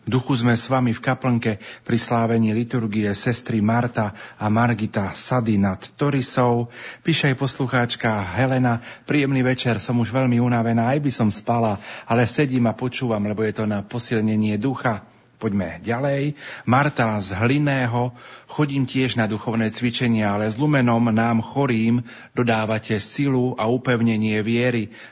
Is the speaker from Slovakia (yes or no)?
yes; Slovakia; u nás doma na Slovensku.